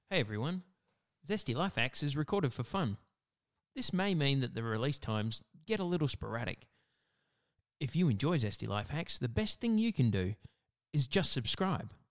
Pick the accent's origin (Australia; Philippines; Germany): Australia; in Australia, it's our summer